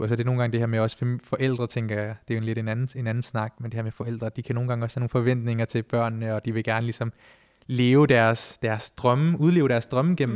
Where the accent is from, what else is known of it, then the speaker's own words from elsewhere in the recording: Denmark; vi er jo første generation, som der er født og opvokset her i Danmark